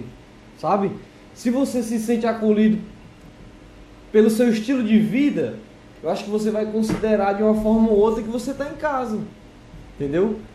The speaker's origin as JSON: {"language": "Portuguese", "region": "Ceará", "country": "Brazil", "moved": "yes", "lives_now": "Portugal", "said": "Isso lá na minha terra, no Ceará"}